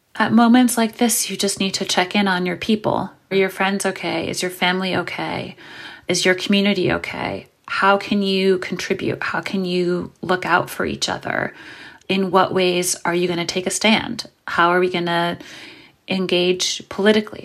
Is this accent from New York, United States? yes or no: yes; New York City, New York, United States; born or raised there